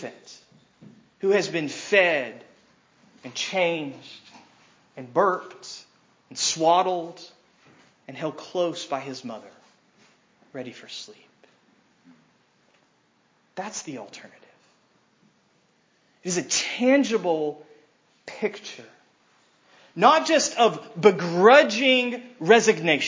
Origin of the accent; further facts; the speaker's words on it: United States